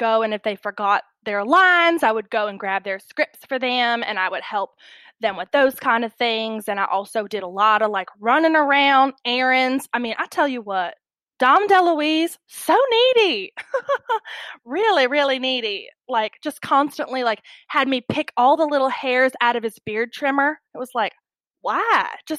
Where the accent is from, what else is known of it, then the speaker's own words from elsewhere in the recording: Bella Vista, Arkansas, United States; also born or lived in Hollywood; Currently, I'm back in my hometown of Bella Vista, Arkansas. We've been living here, you know, for about 4 years now since I left Hollywood.